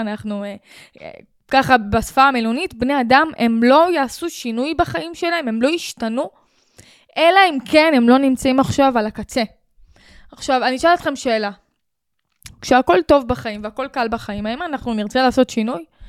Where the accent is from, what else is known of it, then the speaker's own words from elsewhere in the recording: Sharon plain, Israel; אני מהשרון עברתי חרם 13 שנה מגיל 6